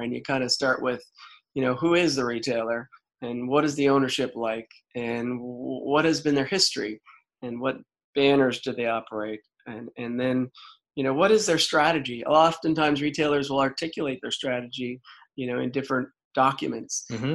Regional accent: Prince Edward Island, Canada; moved away as an adult; growing up in Prince Edward Island and being an East Coaster

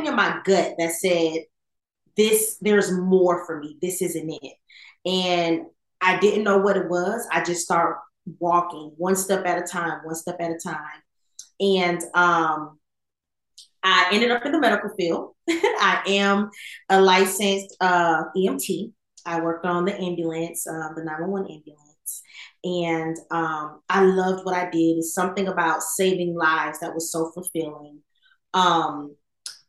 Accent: Fort Pierce, Florida, United States; moved away as an adult; also born or lived in California; now in Atlanta, United States; I am originally from Fort Pierce, Florida, from a Jamaican family. I went off to the Air Force right out of high school

